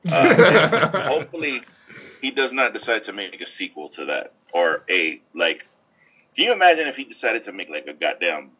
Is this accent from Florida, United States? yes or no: no; New York City, New York, United States; I grew up in the Bronx.